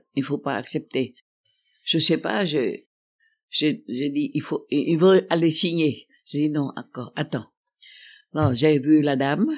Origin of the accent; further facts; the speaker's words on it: Thua Thien Hue, Vietnam; also born or lived in Paris, France; la nostalgie incroyable du soleil du Vietnam. Je pensais à la rivière de parfums de ma terre natale